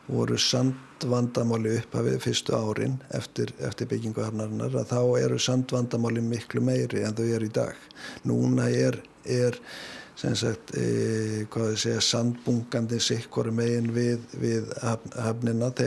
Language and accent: Icelandic; Iceland; við erum nú Íslendingar eru um það bila allir sérfræðingar í landuhöfn